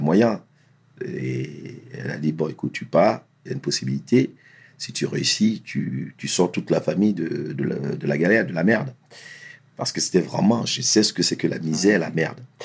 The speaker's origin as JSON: {"language": "French", "area": "Essonne", "region": "Île-de-France", "country": "France", "tie": "born or raised there", "also_born_or_lived": "Abidjan, Côte d'Ivoire", "said": "j'ai grandi dans l'Essonne, 91, le collège et tout ça"}